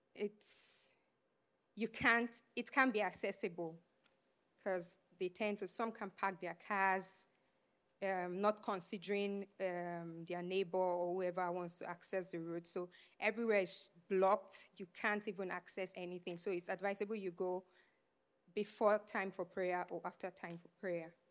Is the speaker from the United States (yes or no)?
no; Abuja, Federal Capital Territory, Nigeria; moved away; I was born and raised in Abuja, which is the, um, capital of Nigeria